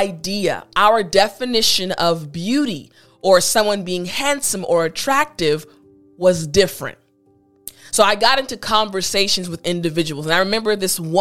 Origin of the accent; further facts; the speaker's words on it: United States; As an American, as an African-American woman